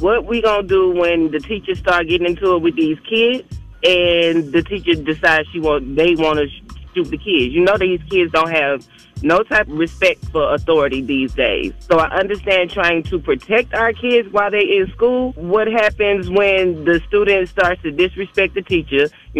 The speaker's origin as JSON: {"language": "English", "town": "Atlanta", "region": "Georgia", "country": "United States", "tie": "born or raised there", "said": "I'm from Atlanta, born and raised."}